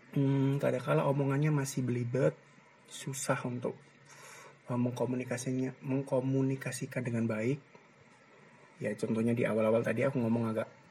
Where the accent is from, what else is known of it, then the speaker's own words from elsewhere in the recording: Gresik, East Java, Indonesia; also born or lived in Ponorogo; aku tinggal dan besar di Gersik tepatnya di daerah Triorjo lah sekitar-sekitar situ